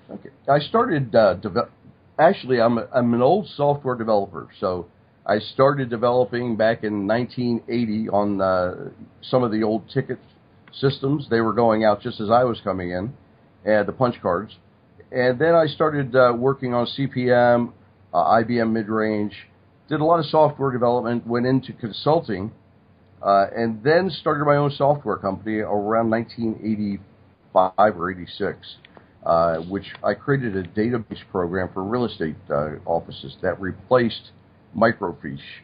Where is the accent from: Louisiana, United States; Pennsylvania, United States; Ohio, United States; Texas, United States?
Pennsylvania, United States; Stroudsburg; I grew up in Stroudsburg, Pennsylvania.